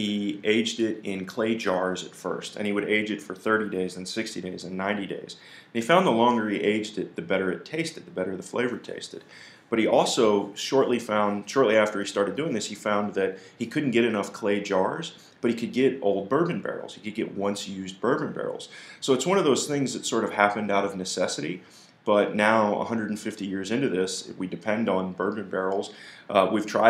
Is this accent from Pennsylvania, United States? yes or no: no; North Carolina, United States; moved away as an adult; now in Avery Island, United States; I grew up in North Carolina for the most part